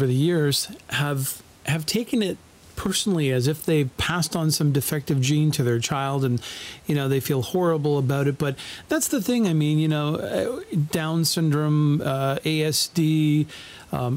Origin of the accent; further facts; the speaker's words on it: Canada; part of being Canadian